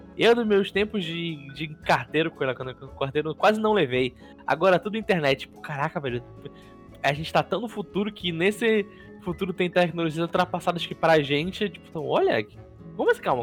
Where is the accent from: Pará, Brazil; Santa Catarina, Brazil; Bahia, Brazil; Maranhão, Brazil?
Pará, Brazil; Belém; eu moro em Belém desde que eu nasci